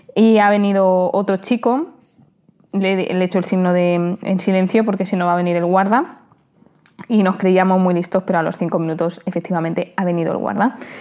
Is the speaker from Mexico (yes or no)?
no; Spain; como somos los españoles